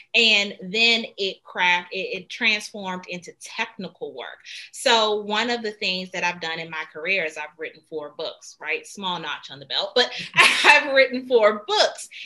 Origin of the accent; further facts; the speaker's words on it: Washington, District of Columbia, United States; I'm originally from Washington, D.C., and I got into Duke Ellington School of the Arts